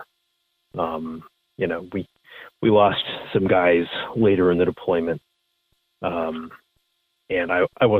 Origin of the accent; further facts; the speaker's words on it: United States; as a citizen, as an American